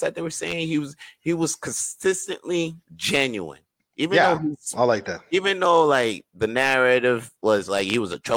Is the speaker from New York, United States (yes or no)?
yes; New York, United States; moved away as an adult; now in Montreal, Canada; I grew up in New York for 25 years